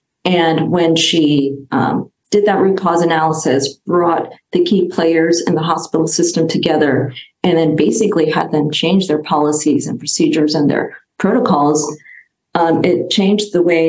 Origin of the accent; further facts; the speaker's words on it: New York, United States; moved away as an adult; also born or lived in India; now in California, United States; I grew up in New York. and spent some, moved out to California in 2000. So really spent most of my childhood and young adult years in New York.